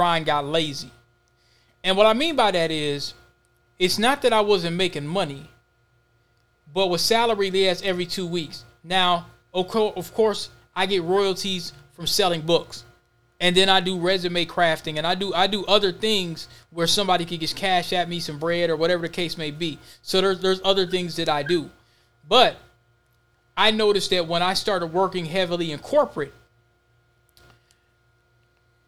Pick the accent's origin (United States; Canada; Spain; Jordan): United States; Minneapolis, Minnesota; I was born and raised in Minnesota.